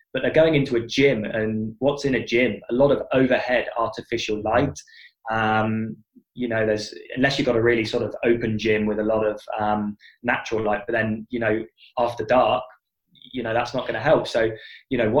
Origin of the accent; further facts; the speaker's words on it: United Kingdom; I'm British from birth.